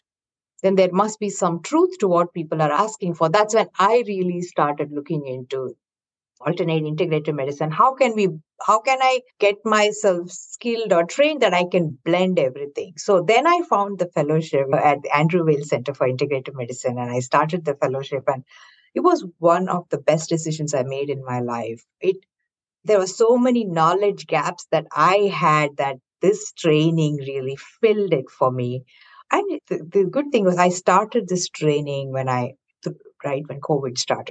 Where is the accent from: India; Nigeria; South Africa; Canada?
India; South India; moved away as an adult; now in Bay Area, United States; I was born and raised in India, in the southern part of India